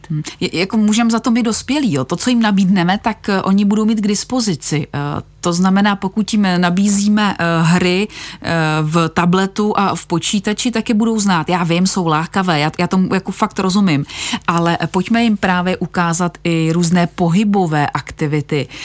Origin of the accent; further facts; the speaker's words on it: Vysočina Region, Czechia; u nás na Vysočině